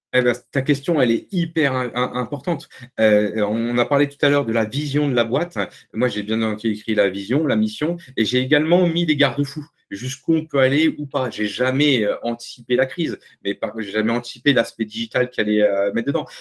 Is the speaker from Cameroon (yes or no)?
no; the North, Hauts-de-France, France; je suis un ch'ti, hein, je viens du Nord.